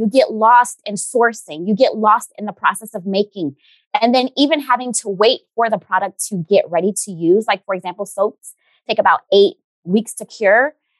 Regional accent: Haiti; I know when I grew up in Haiti, they used to make fun

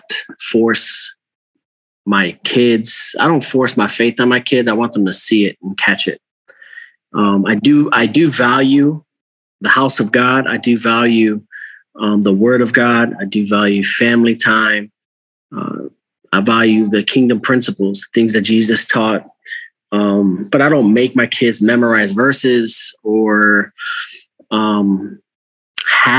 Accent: Cleveland, Ohio, United States; moved away as an adult; now in Albany, New York, United States; I'm originally from Ohio. So Cleveland, Ohio area

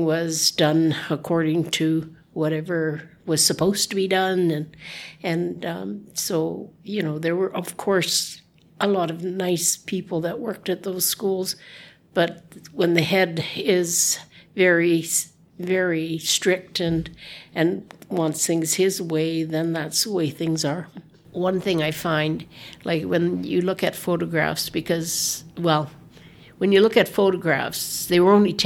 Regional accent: Whitehorse, Yukon, Canada; I was born and raised here in Whitehorse

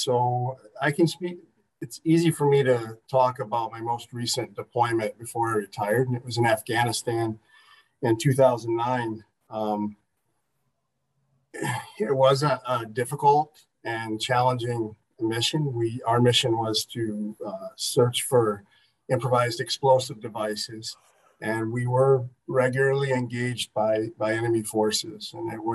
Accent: Houghton, United States; I grew up in Houghton here

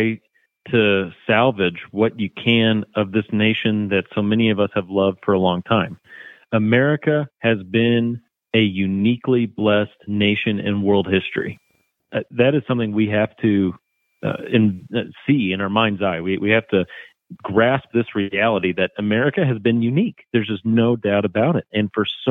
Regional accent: United States; as American Christians

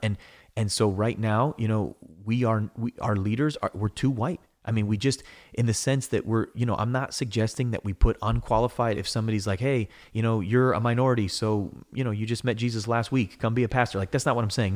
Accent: United States; I'm an American. I love America

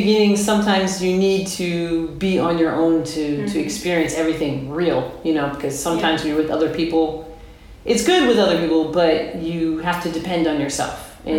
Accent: United States; moved away as an adult; now in France; And I'm American, mm-hmm. but I live in France.

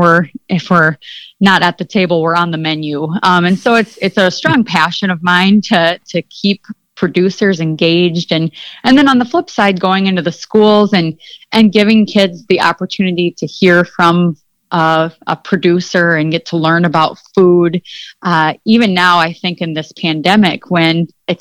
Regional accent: Mitchell, South Dakota, United States; I grew up in Mitchell, South Dakota, and my family raises limousine cattle

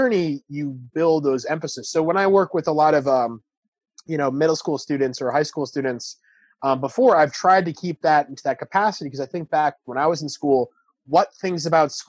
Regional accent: New York City, New York, United States; I'm from New York City.

